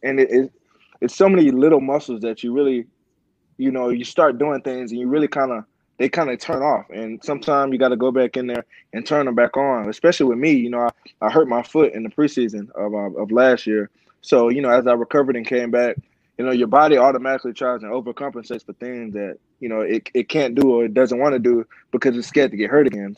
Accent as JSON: {"language": "English", "town": "Houston", "region": "Texas", "country": "United States", "said": "I'm from Houston"}